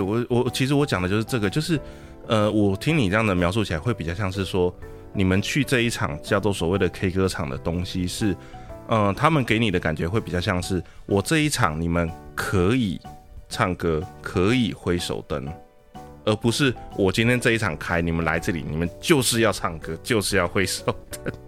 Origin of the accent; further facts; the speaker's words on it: Taiwan; 我们台湾这边